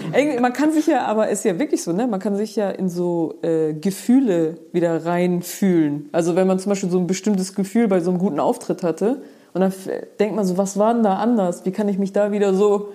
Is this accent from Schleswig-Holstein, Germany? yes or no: yes; Geesthacht, Schleswig-Holstein, Germany; bei uns in Geestach